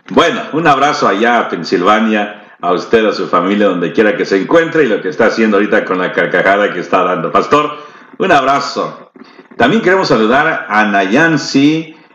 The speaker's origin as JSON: {"language": "Spanish", "country": "El Salvador", "said": "También nosotros somos de El Salvador."}